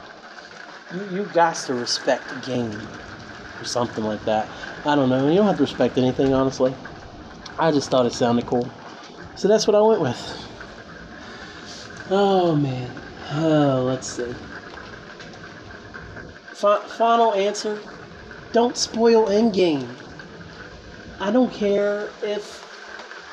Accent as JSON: {"language": "English", "town": "Winchester", "region": "Virginia", "country": "United States", "tie": "born or raised there", "said": "I was born in Winchester, Virginia. It's a city, but it wasn't the city, you know, it wasn't the mean streets, nothing like that. Had a great childhood"}